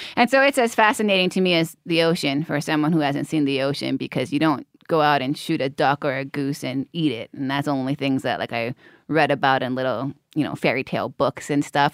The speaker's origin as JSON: {"language": "English", "region": "Hawaii", "country": "United States", "tie": "born or raised there", "said": "growing up in Hawaii"}